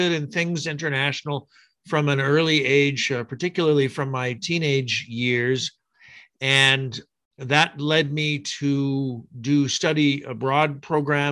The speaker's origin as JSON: {"language": "English", "town": "Pullman", "region": "Washington", "country": "United States", "tie": "born or raised there", "said": "I grew up in the United States, in the state of Washington, actually in Pullman, Washington."}